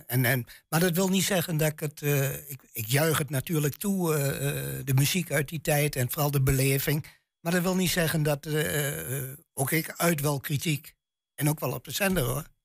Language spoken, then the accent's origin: Dutch; Twente, Overijssel, Netherlands; accent: Twents; mijn tongval echt twens is